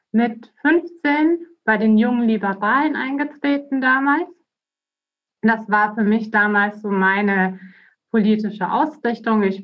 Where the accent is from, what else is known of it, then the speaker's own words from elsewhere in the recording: Bavaria, Germany; Ich bin 37 Jahre alt. Ich bin in Bayern aufgewachsen, bin, äh, habe dann dort auch studiert nach dem Abitur an der Uni Augsburg.